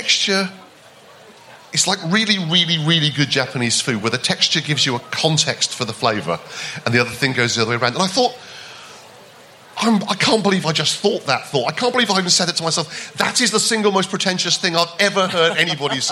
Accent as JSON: {"language": "English", "country": "United Kingdom", "said": "we're British"}